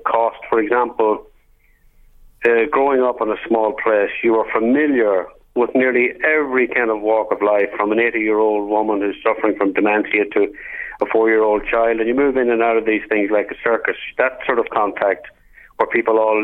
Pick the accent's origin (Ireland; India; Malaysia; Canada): Ireland; Clones, County Monaghan; I'm very closely identified with my hometown